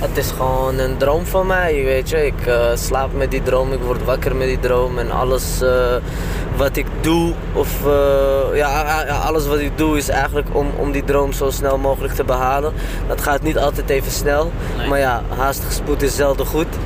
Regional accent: Amsterdam, North Holland, Netherlands; ik ben gewoon opgegroeid in Amsterdam-Oost

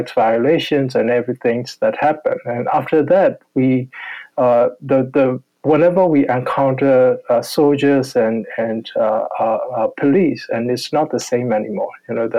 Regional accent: Yangon, Yangon Region, Myanmar; I grew up in Yangon

